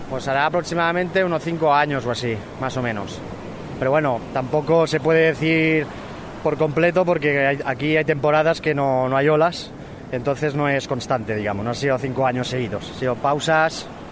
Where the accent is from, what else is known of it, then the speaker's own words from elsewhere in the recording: Segur de Calafell, Catalonia, Spain; De Segur de Calafey